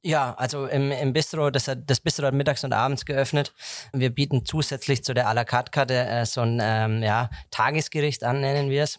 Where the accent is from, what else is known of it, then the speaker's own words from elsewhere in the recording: Heroldsberg, Bavaria, Germany; ich komme gebürtig aus Heroldsberg, also mein Elternhaus ist in Heroldsberg